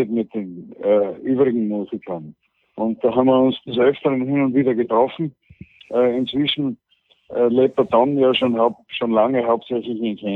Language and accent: German; Austria; Und weil aber die Lage bei uns in Österreich so ist, dass äh, Leute wie ich auf